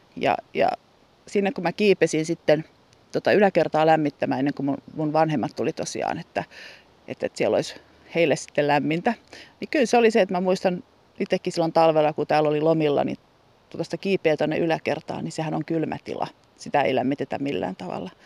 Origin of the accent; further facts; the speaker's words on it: Helsinki, Uusimaa, Finland; moved away as an adult; also born or lived in Kirkkonummi; now in Hyrynsalmi, Finland; minä olen kuitenkin asunut ensin Helsingissä 17 vuotta. Sen jälkeen kerittiin asua Kirkkonummella melkein 30 vuotta